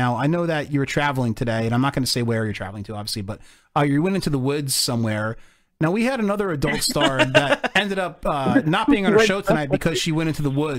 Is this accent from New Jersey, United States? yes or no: yes; New Jersey, United States; growing up in Jersey.